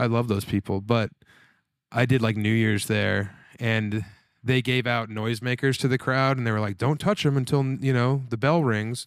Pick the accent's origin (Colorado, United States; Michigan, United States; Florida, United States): Colorado, United States; I'm from Colorado